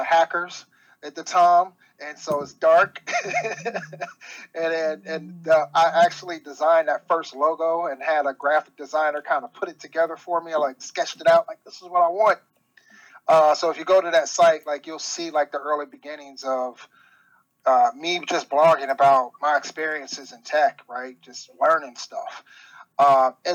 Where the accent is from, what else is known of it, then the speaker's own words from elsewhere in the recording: Cincinnati, Ohio, United States; born and raised in Cincinnati, Ohio. Like I said, been here all my life.